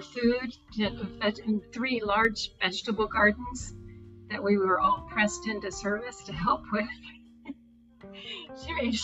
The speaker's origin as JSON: {"language": "English", "region": "Virginia", "country": "United States", "tie": "born or raised there", "said": "I grew up in Virginia, in the northwestern part of the state, in a rural mountainous area"}